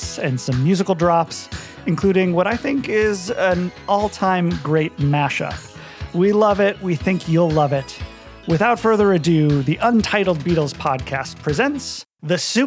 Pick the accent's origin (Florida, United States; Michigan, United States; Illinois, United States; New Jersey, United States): Illinois, United States; Mundelein; my hometown in Mundelein